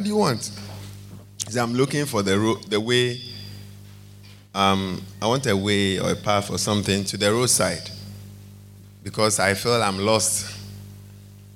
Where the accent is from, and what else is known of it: Ghana